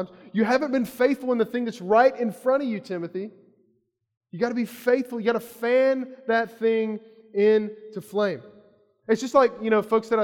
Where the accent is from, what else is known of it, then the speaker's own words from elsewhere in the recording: Kentucky, United States; I grew up in Kentucky